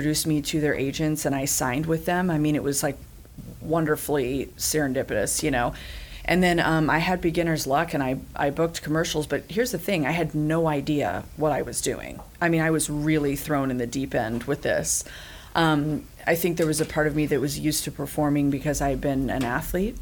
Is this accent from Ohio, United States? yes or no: no; Gainesville, Florida, United States; I'm actually from Gainesville, born and raised